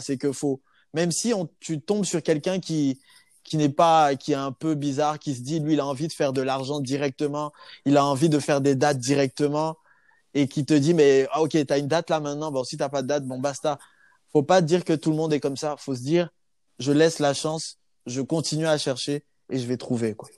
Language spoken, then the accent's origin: French; Côte d’Ivoire; moved away as an adult; also born or lived in Clermont-Ferrand, France; now in Bordeaux, France; Je suis ivoirien de base et je suis venu en, France pour, euh, voilà, pour euh, continuer mes études.